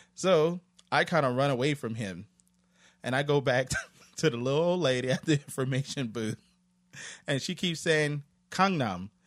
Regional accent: United States; moved away as an adult; now in South Korea; I'm an American

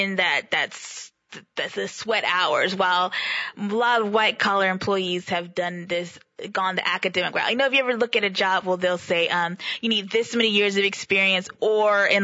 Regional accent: Houston, Texas, United States; we're from the Houston area

